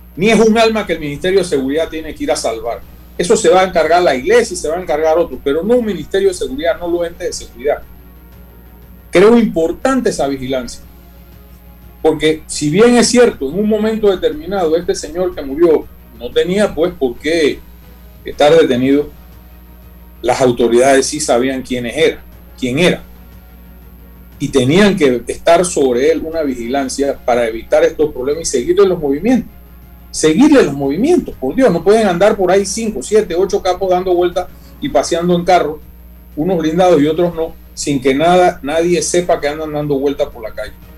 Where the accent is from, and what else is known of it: Panama